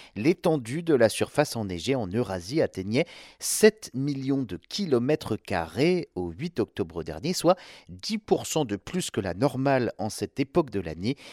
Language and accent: French; France; chez nous en France